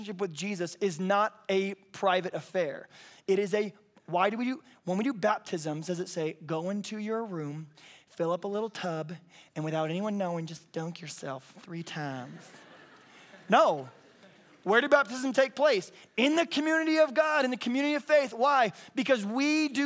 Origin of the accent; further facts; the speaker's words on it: the South, United States; I'm from the South